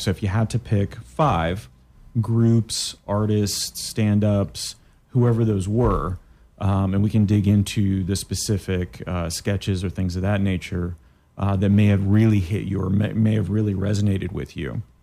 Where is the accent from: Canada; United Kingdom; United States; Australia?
Canada; moved away; I'm from Canada as well